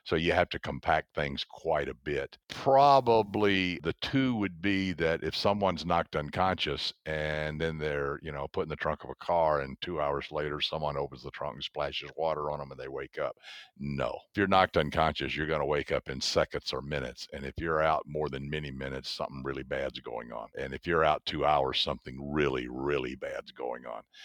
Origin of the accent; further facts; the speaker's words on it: the South, United States; I grew up in the South, so down there everybody can tell a story.